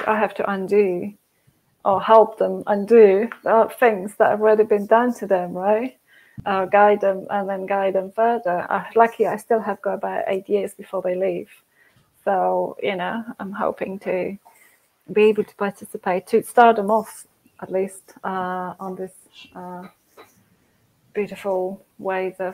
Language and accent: English; Poland; moved away; I'm from Poland, Catholic Church, communist